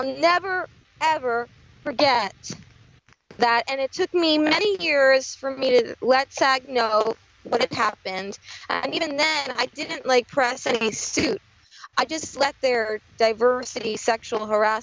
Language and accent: English; New Jersey, United States; I'm from New Jersey